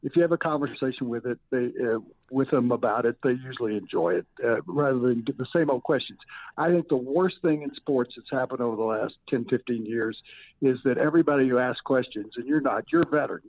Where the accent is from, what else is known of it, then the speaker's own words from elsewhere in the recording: Memphis, Tennessee, United States; moved away as an adult; now in Colorado, United States; I grew up in Memphis, Tennessee, and spent much of my early adult life there, and then moved to Colorado when I was about 30